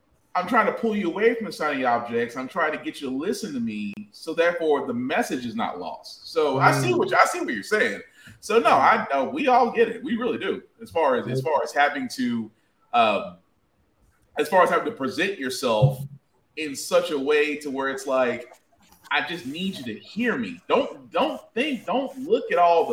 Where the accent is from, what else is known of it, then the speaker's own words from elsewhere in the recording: the South, United States; I'm from the South